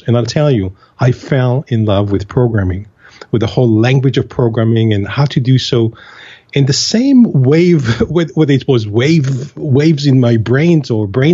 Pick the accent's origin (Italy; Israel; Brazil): Israel; moved away as an adult; now in United States; I was born and raised in Israel, and I was 22 or 21 years of age right after the military service when I first had the opportunity to arrive to the U.S.